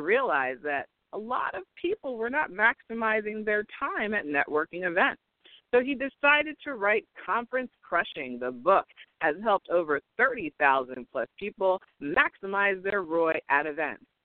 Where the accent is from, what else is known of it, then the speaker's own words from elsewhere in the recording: Cherry Hill, New Jersey, United States; I'm from Cherry Hill, which is right over uh, the bridge there